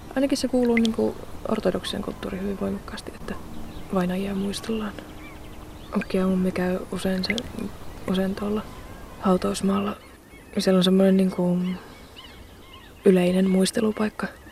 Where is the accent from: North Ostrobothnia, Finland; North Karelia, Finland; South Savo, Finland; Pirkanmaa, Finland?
North Karelia, Finland; Joensuu; kasvoin Joensuussa